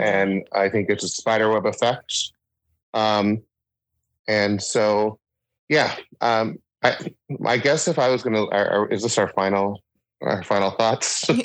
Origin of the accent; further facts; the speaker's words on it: Sitka, Alaska, United States; also born or lived in Juneau; growing up, growing up in Sitka and Juneau